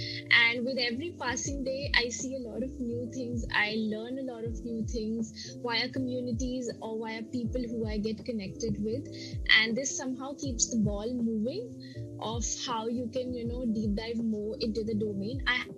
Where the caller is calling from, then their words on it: India; I'm joining from India, and I have been into this industry for over 5 years now.